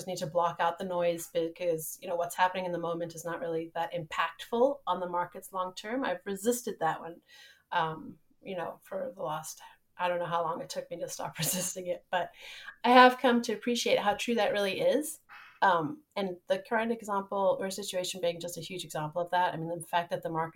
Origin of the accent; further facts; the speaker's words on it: Johannesburg, Gauteng, South Africa; moved away; also born or lived in Nebraska; I grew up somewhere else in Johannesburg, South Africa.